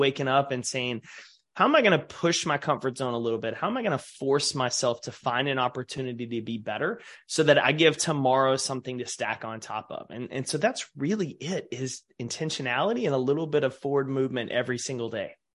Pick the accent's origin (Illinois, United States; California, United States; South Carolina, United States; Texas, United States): Texas, United States; East; growing up in East Texas